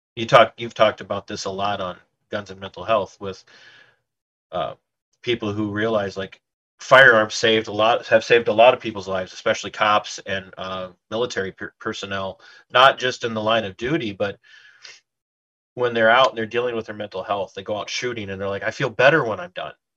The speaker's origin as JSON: {"language": "English", "region": "Minnesota", "country": "United States", "said": "I'm Minnesotan"}